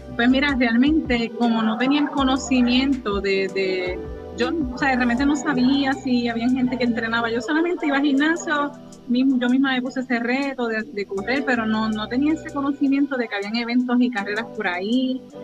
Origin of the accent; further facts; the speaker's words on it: Naranjito, Puerto Rico; yo soy naturalmente natural de Naranjito